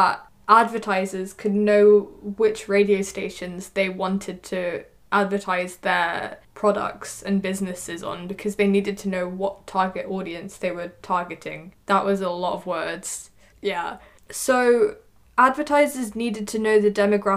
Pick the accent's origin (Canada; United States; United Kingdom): United Kingdom; I'm a British kid